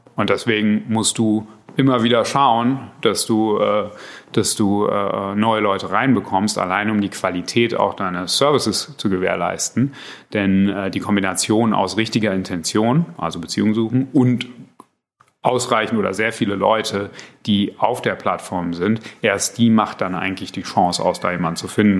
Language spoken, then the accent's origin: German; Berlin, Germany; ich bin eigentlich Berliner